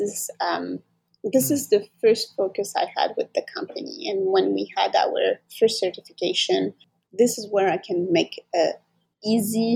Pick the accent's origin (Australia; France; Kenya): France; moved away as an adult; now in Montreal, Canada; I grew up in France